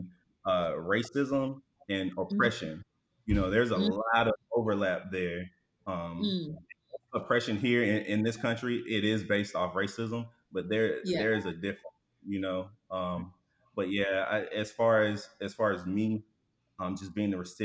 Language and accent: English; Alabama, United States; moved away as an adult; now in Houston, United States; I was born and raised in Alabama